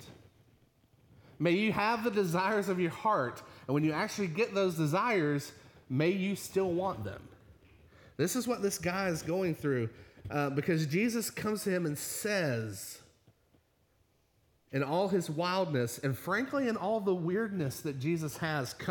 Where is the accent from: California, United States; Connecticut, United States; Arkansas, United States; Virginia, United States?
Virginia, United States; moved away; I grew up in the Baptist church, a little Baptist church back in Virginia